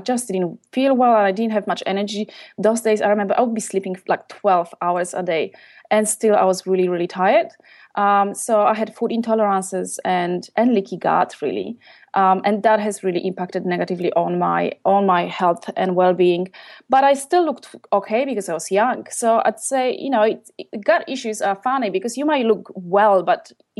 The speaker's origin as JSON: {"language": "English", "country": "Poland", "tie": "born or raised there", "also_born_or_lived": "London, United Kingdom", "second_language": "English", "moved": "as an adult", "lives_now": "Melbourne, Australia", "said": "Originally, I'm from Poland. I left when I was about 23."}